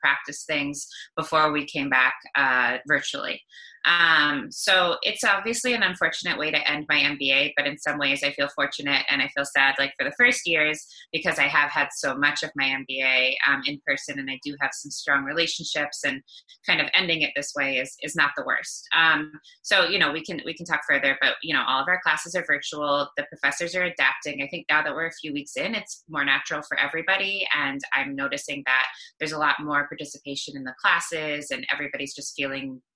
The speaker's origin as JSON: {"language": "English", "area": "Cape Cod", "region": "Massachusetts", "country": "United States", "moved": "as an adult", "lives_now": "New York, United States", "said": "I'm originally from Cape Cod, Massachusetts, and I've been in New York for almost 13 years"}